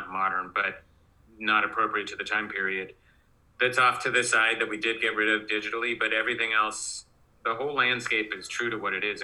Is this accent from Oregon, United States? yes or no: yes; Oregon, United States; I grew up in Oregon